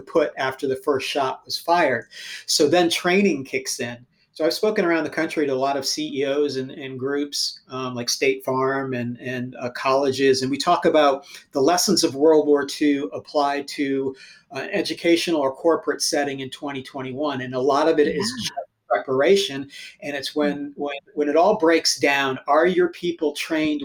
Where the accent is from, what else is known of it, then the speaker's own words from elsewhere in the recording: United States; We're Americans